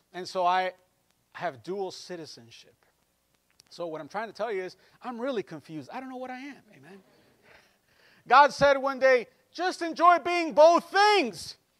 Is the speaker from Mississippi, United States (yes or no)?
no; Chicago, Illinois, United States; I'm American, born and raised in the United States, in Illinois. Completely American, 100% American. And I'm Mexican too. And especially I'm Mexican because of my parents through being a Mexican descendant.